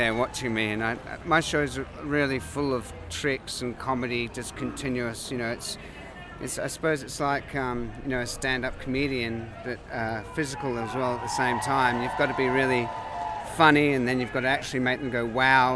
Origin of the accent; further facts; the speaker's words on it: Adelaide, South Australia, Australia; I'm from Australia, Adelaide